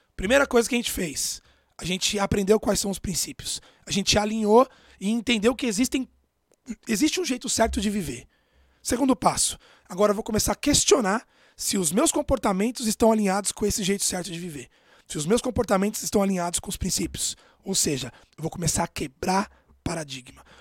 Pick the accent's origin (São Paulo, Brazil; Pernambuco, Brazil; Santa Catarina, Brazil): São Paulo, Brazil; Eu nasci em Itaquera, na periferia de São Paulo, morava numa casa de dois cômodos